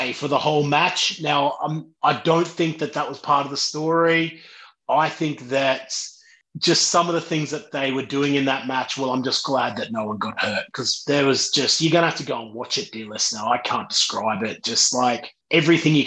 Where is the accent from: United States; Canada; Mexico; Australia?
Australia; I'm from Australia. I'm a Bogan